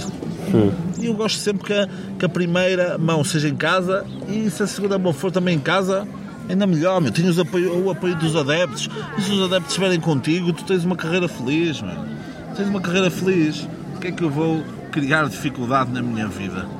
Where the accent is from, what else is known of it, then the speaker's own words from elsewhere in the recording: Portugal; meu país. Porque Portugal é um país